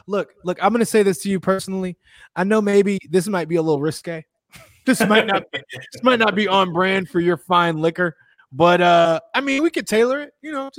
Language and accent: English; Chicago, Illinois, United States; I'm from Chicago, goddammit.